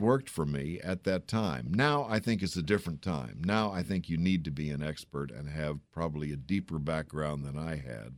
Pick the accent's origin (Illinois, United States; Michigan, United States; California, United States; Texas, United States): Texas, United States; San Antonio; now in Washington, D.C., United States; I grew up in San Antonio, Texas.